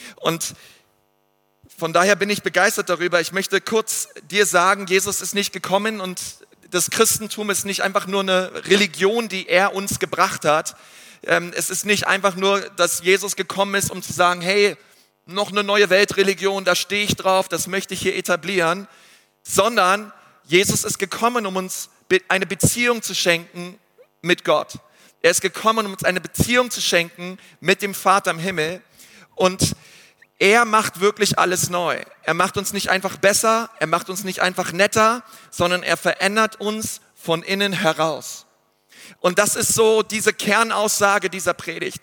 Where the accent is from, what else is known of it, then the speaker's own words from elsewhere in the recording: Germany; also born or lived in Nuremberg; ich bin Deutscher und ich wohne in Nürnberg 90480